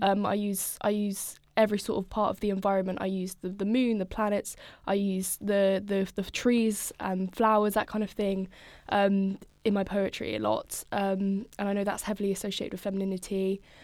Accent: Norfolk, East of England, United Kingdom; moved away as an adult; now in Brighton, United Kingdom; I'm from Norfolk originally, so lots of, lots of nature, lots of farms, lots of nothing

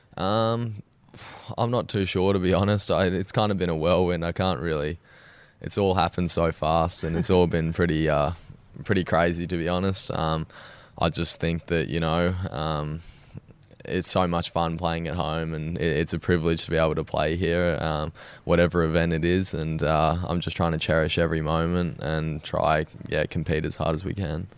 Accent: Sydney, New South Wales, Australia; I was born in Sydney. I've grown up there my whole life

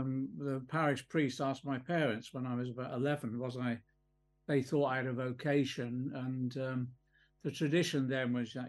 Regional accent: Liverpool, North West England, United Kingdom; moved away; also born or lived in Ipswich; I was born in Liverpool 1951, so I'm quite elderly now, 72. I was born in just off Scotland Road in Liverpool

